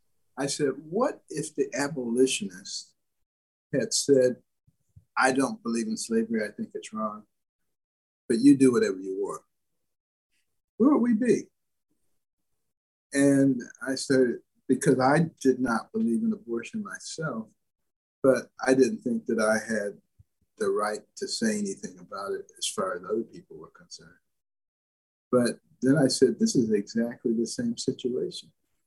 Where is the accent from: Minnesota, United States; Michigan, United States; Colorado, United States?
Michigan, United States; Detroit; also born or lived in Boston / New Haven / Ann Arbor; I grew up in Detroit and Boston and New Haven and Ann Arbor and worked in Baltimore, all very liberal places.